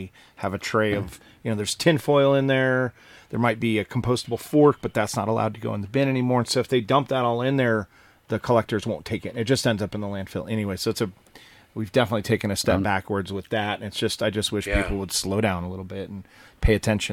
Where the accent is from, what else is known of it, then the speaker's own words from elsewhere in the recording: New Mexico, United States; now in Colorado, United States; I grew up in New Mexico.